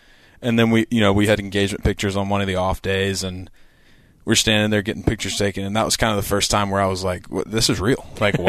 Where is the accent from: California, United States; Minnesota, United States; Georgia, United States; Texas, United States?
Georgia, United States; So, like, he lives in Georgia. I'm from Georgia. She's from Kansas City.